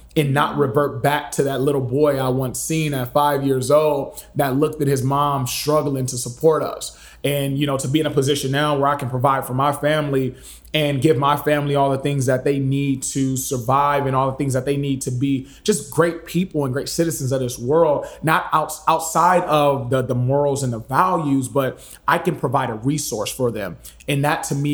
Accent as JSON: {"language": "English", "town": "Lynwood", "region": "California", "country": "United States", "tie": "born or raised there", "said": "I'm from Linwood, California, originally. That's the inner cities of Los Angeles, a little bit south of actually where we are now"}